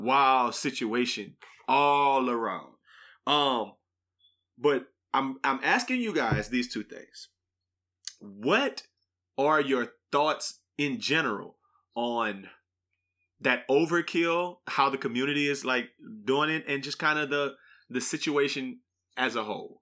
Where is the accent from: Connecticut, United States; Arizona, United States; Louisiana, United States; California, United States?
Louisiana, United States; New Iberia; moved away; we grew up in New Iberia